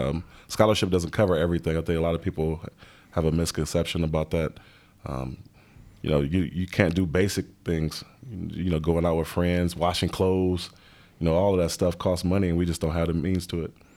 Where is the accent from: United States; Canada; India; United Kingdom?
United States; Los Angeles, California; moved away as an adult; also born or lived in Cincinnati; I grew up in South Central, uh, L